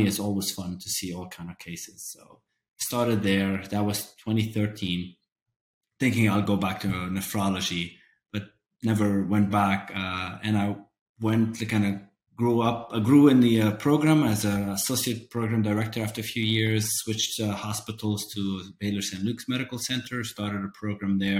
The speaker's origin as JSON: {"language": "English", "country": "Lebanon", "tie": "born or raised there", "moved": "yes", "lives_now": "United States", "said": "I'm from Lebanon, so I'm a foreigner in a sense"}